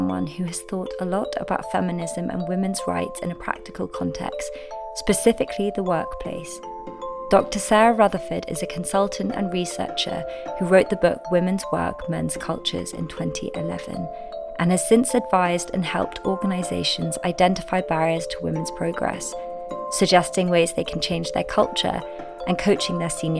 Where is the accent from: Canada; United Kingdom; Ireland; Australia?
United Kingdom; London; I grew up in Barnes, London with my mum, my brother and my dad.